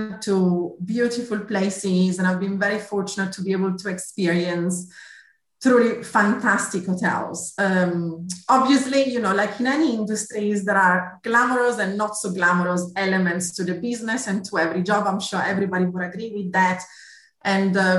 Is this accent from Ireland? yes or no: no; Italy; accent: Italian; English is a second language; moved away as an adult; also born or lived in Milan, Italy; now in United Kingdom; You might have gathered from my accent, I'm Italian originally. So I did my studies back in Milan